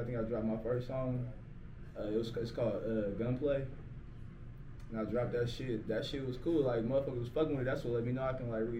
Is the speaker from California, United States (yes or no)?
yes; California, United States; Yeah, shit, I'm from the Bag Area. I'm from out here, man.